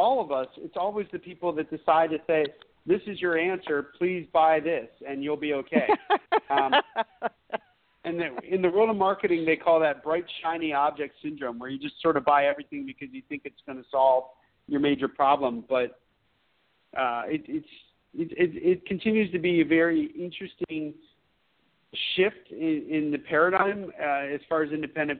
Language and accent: English; Pennsylvania, United States; moved away; I'm from Pennsylvania originally